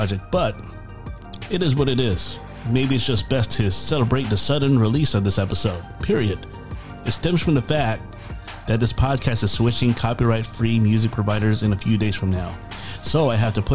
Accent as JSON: {"language": "English", "town": "Virginia Beach", "region": "Virginia", "country": "United States", "moved": "yes", "lives_now": "Chicago, United States", "said": "I'm from Virginia Beach"}